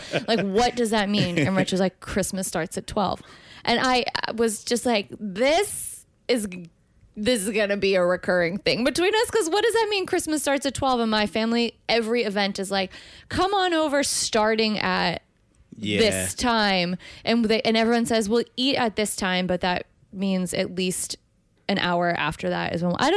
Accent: Massachusetts, United States; I'm from Massachusetts

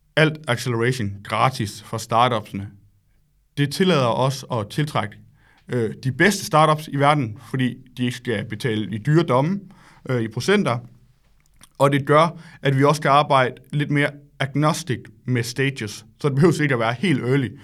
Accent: Solbjerg, Central Denmark Region, Denmark; moved away as an adult; also born or lived in Silicon Valley, California; jeg kommer oprindeligt fra Solbjerg, lidt uden for Aarhus

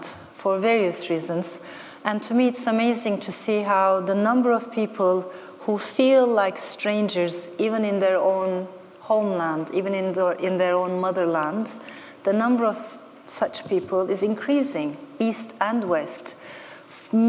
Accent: Ankara, Turkey; moved away; also born or lived in Strasbourg, France; This was my maternal grandmother's neighborhood in the middle of Ankara. I grew up without seeing my father, and I was raised by two women, my mother and my grandmother

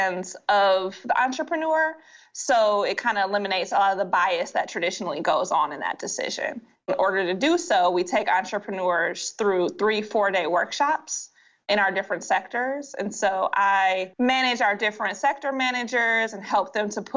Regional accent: Detroit, Michigan, United States; I'm from Detroit

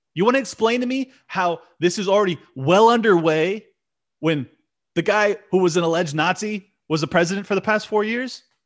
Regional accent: United States

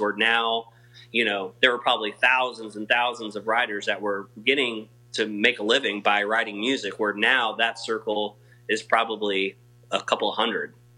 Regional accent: Missouri, United States; I grew up in Missouri

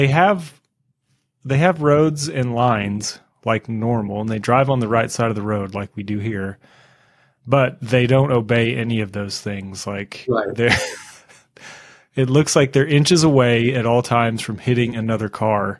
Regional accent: United States; I'm from America

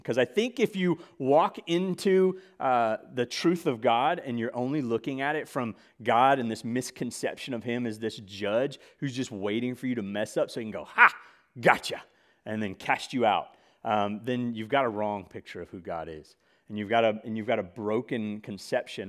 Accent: Mississippi, United States; I grew up in Mississippi.

